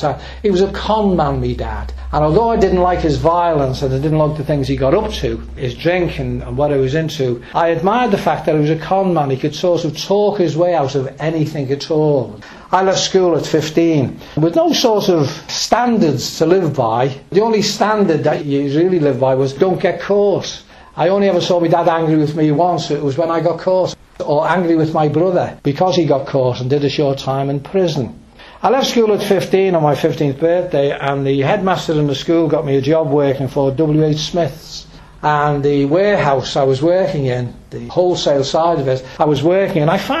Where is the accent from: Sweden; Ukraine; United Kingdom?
United Kingdom; Birkenhead, North West England; I was born in Birkenhead, born right outside Camelard's Gate. And we lived in a block of flats, a tenement block